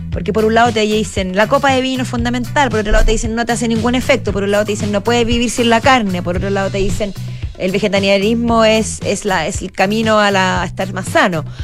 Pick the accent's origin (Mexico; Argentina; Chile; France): Chile; cómo somos los chilenos